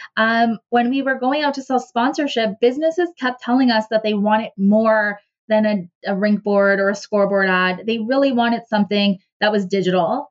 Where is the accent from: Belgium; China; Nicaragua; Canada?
Canada; Cornwall, Ontario; I ended up back in my hometown in Cornwall, Ontario